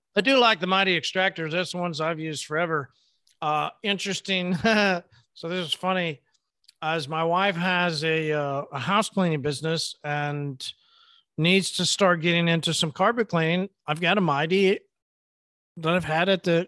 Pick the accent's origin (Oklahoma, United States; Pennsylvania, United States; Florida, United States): Oklahoma, United States; I'm from Oklahoma.